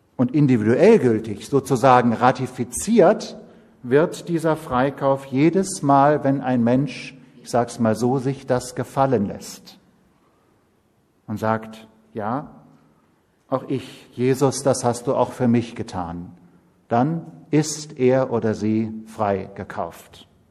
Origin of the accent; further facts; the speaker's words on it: Siegerland, North Rhine-Westphalia, Germany; moved away as an adult; also born or lived in Schwerte; now in Berlin, Germany; geboren im Rheinland und aufgewachsen im Siegerland, also Nordrhein-Westfalen